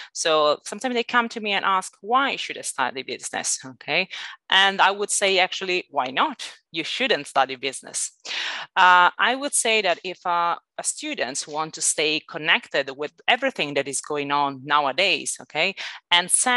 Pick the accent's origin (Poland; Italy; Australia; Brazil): Italy; accent: Italian; English is a second language; moved away as an adult; also born or lived in Northern Ireland / Malaysia / London; now in Barcelona, Spain; I'm Italian originally. Sorry, you might actually get that from my accent.